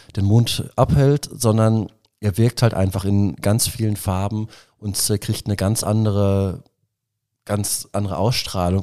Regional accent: Ruhr area, North Rhine-Westphalia, Germany; moved away as an adult; now in Nuremberg, Germany; Ich äh, komme ursprünglich äh, aus dem Ruhrgebiet. Mich hat aber dann auch selbst die Liebe nach Nürnberg verschlagen

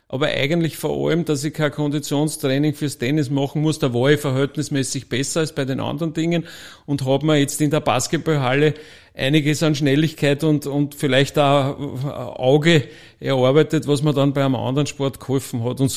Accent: Gmünd, Lower Austria, Austria; Ähm, ich komme aus dem Waldviertel, aus Gmünd, äh, vielen bekannt oder manchen bekannt als wie immer sagt, die zweite große geteilte Stadt im deutschen Sprachraum

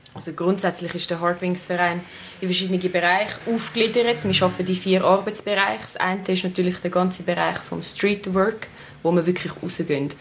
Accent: Switzerland; als Schweizer

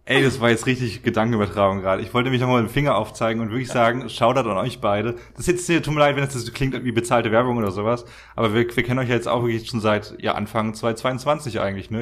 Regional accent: Germany; moved away; Wir sind eh schon sehr privilegiert als Deutsche

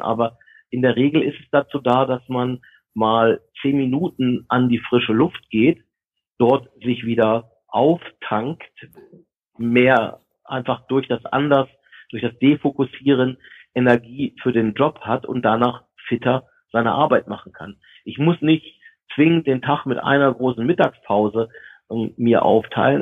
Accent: Germany; wir uns als Deutsche

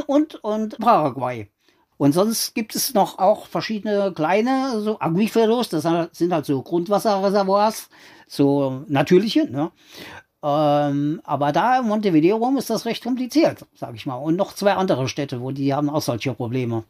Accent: Saarland, Germany; now in Uruguay; ich bin ja an der Grenze da groß geworden.

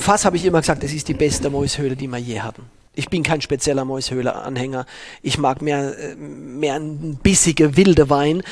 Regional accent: Baden-Württemberg, Germany; moved away; In der Burgunderregion in Südbaden, wo ich aufgewachsen bin

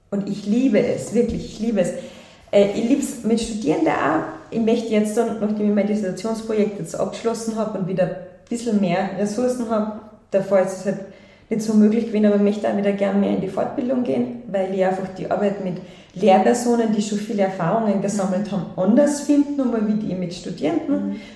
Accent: Salzburg, Austria; Und ich bin ja selbst am Land eigentlich in Salzburg aufgewachsen.

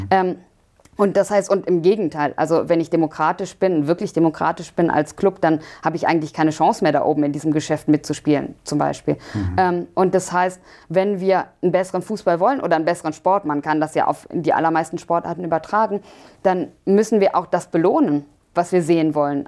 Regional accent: Germany; wir auch als, als Deutsche

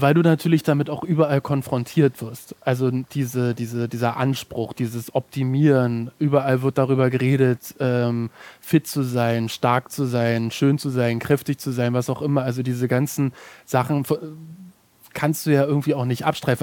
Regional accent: Germany; ich komme aus Deutschland

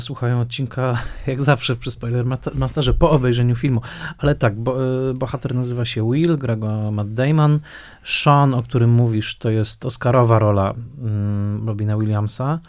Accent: Tarnowskie Góry, Silesian Voivodeship, Poland; pamiętam, że częścią mojej historii życiowej na pewno było to, że mm, bardzo starałem się nie mówić gwarą, prawda? dorastając y, w Tanowskich Górach

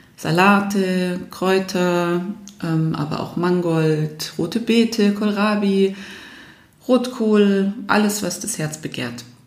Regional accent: Germany; wir Deutschen

